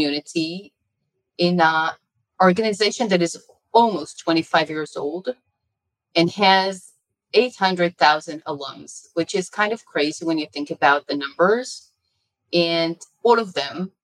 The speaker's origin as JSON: {"language": "English", "country": "Israel", "tie": "born or raised there", "also_born_or_lived": "United States", "said": "I was born in the United States of America. My parents are Israelis. My father got his PhD and postdoctorate in Yale, Princeton. And I grew up in Israel, and all my adult life has been here"}